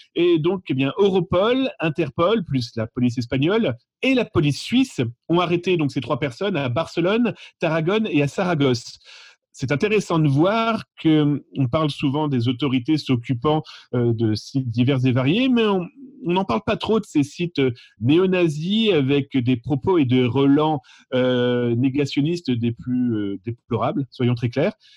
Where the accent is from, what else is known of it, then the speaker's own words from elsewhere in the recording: France; chez nous en France